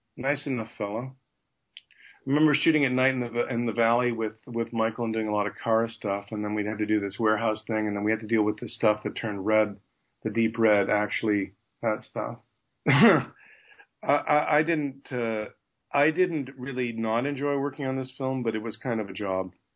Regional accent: Canada; a Canadian that's got an American career

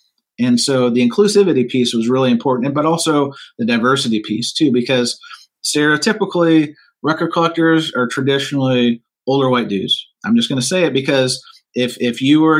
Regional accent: St. Louis, Missouri, United States; I'm from St. Louis

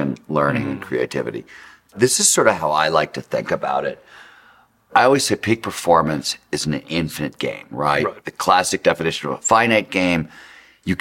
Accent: Cleveland, Ohio, United States; I grew up in Cleveland, Ohio

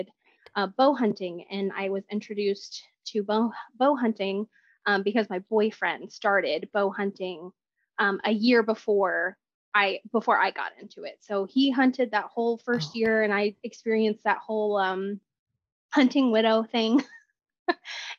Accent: Texas, United States; I am 32 and from Texas, born and raised, lived here my whole life.

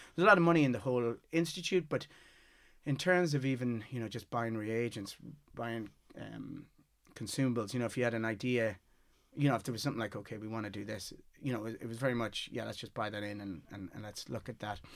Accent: Galway, Connacht, Ireland; also born or lived in Mayo; I was born in Mayo and moved up to Galway when I was six

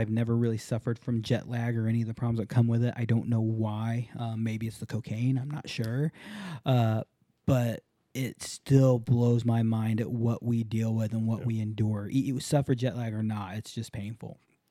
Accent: Hawaii, United States; I grew up in Hawaii for a little while and learned to surf in Hawaii

